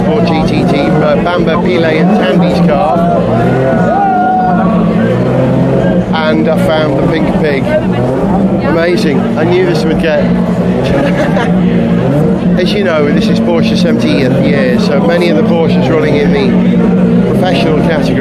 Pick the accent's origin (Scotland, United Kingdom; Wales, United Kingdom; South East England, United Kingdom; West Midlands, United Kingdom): Wales, United Kingdom; North; I'm a Welshman